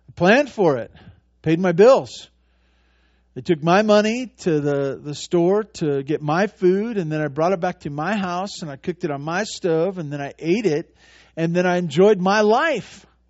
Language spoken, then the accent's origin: English; Santa Barbara, California, United States; I grew up in Santa Barbara.